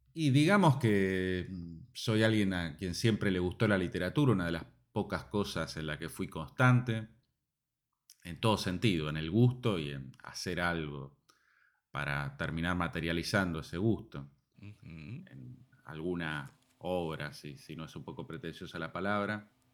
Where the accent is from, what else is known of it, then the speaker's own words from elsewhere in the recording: Lanús, Buenos Aires Province, Argentina; yo soy de Lanús y viví siempre en Lanús, zona